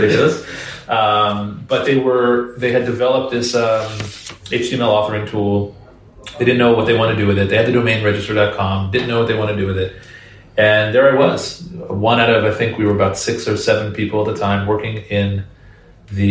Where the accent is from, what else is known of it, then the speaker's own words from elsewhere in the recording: Washington, District of Columbia, United States; also born or lived in Israel / New York City; I grew up right around the Washington, D.C. area